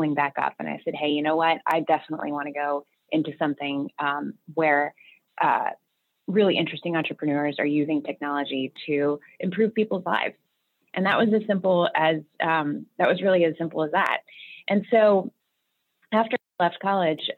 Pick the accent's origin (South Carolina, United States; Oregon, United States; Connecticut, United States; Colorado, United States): Oregon, United States; Beaverton; now in New York, United States; I actually grew up on the West Coast out in Beaverton, Oregon